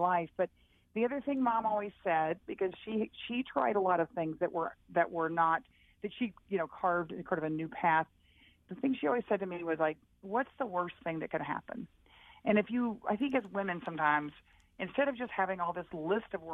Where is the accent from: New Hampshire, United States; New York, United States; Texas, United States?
Texas, United States; when I was growing up in Texas